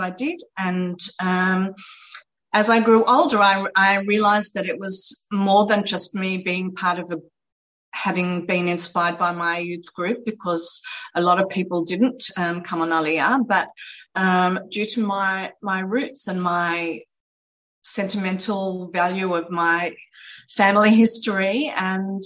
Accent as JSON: {"language": "English", "country": "Australia", "tie": "born or raised there", "moved": "as an adult", "lives_now": "Israel", "said": "They went back to Australia when I was 10 months old. So I grew up 22 years in Australia"}